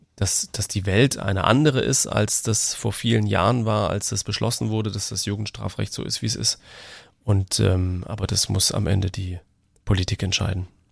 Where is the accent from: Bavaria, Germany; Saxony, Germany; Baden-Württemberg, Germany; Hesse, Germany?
Baden-Württemberg, Germany; bei uns in Baden-Württemberg